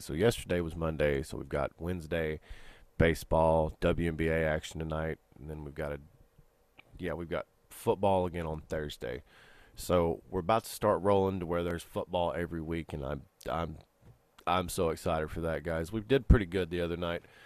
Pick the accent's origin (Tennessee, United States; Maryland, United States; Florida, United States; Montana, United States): Tennessee, United States; Knoxville; the beautiful skyline of Knoxville here behind me, the, my hometown